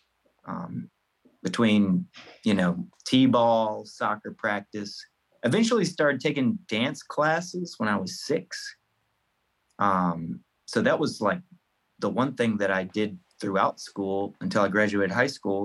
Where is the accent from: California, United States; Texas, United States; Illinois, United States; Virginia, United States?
Virginia, United States; Farmville; now in Virginia Beach, United States; I'm originally from Farmville, Virginia, but I call Virginia Beach home now